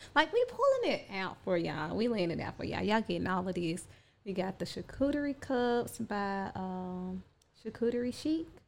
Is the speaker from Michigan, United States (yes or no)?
no; Chattanooga, Tennessee, United States; I am originally from Chattanooga, Tennessee.